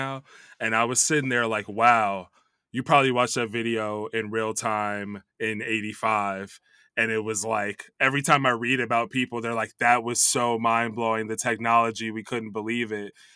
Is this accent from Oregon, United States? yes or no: no; Chicago, Illinois, United States; also born or lived in New York City; now in Los Angeles, United States; I grew up in the Chicago area, but it was like the Midwest kid